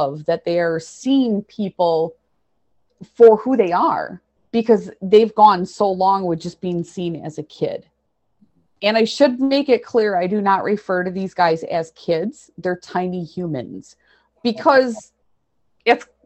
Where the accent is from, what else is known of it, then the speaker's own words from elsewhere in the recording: central Wisconsin, United States; It's called Borth. It's unincorporated, and we have more cows than people. It's nice. It's my hometown